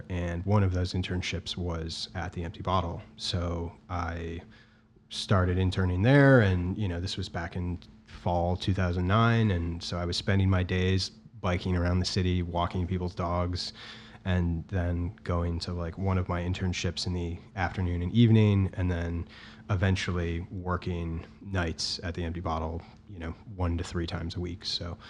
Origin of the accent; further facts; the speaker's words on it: Milwaukee, Wisconsin, United States; moved away as an adult; also born or lived in Minnesota; now in Chicago, United States; I'm from Milwaukee, but I went to college in Minnesota at University of Minnesota, Twin Cities.